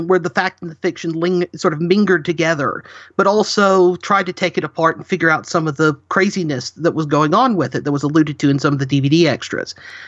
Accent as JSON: {"language": "English", "town": "Huntsville", "region": "Alabama", "country": "United States", "tie": "born or raised there", "said": "I was born and raised in the Huntsville, Alabama area, so we're home to the Marshall Space Flight Center and the U.S. Space and Rocket Center."}